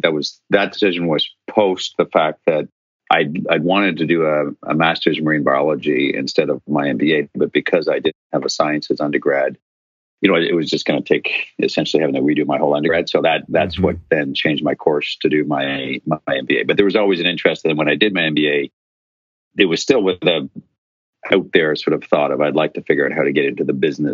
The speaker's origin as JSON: {"language": "English", "town": "Ottawa", "region": "Ontario", "country": "Canada", "tie": "born or raised there", "also_born_or_lived": "Ireland", "said": "as I'd met my wife over in Ireland, and she happened to be from my hometown of Ottawa, which was a coincidence and a little contrived."}